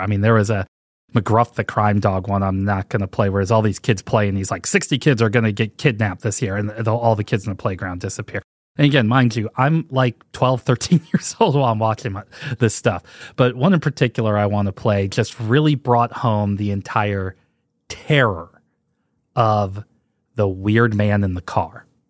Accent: St. Louis, Missouri, United States; I grew up in Saint Louis, Missouri

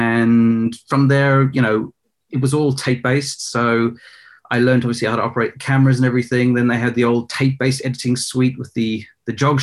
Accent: Johannesburg, Gauteng, South Africa; I was actually born in South Africa in Johannesburg

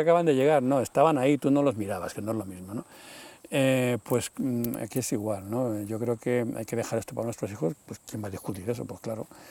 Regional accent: Madrid, Community of Madrid, Spain; moved away as an adult; also born or lived in Sierra de Guadarrama, near Segovia; now in Valsaín, Spain; yo ya me fui de Madrid, yo soy de Madrid, pero me fui hace 30 años, me vine a vivir aquí a la sierra, al lado Segovia

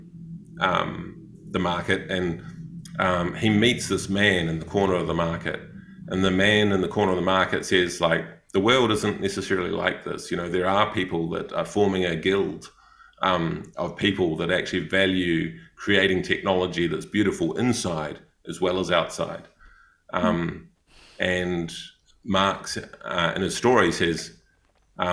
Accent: New Zealand; accent: Kiwi; moved away; also born or lived in Thailand / Cambodia; I'm a Kiwi

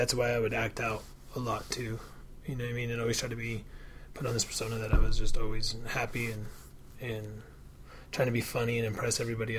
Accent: Pueblo County, Colorado, United States; I was raised in Trailer Park and went to school with kids. I kind of live out in the farmland in the county from Pueblo

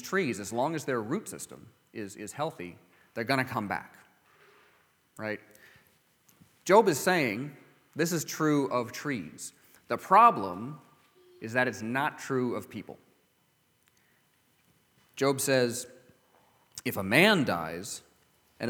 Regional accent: California, United States; growing up in California

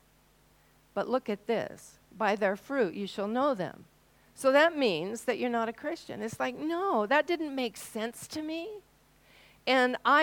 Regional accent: Washington, United States; now in New Zealand; I came from Washington State, and we were quite proud of our apples

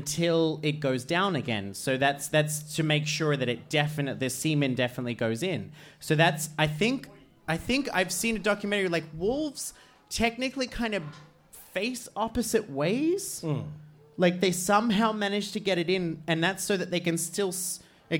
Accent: Australia; now in Iceland; I'm Australian

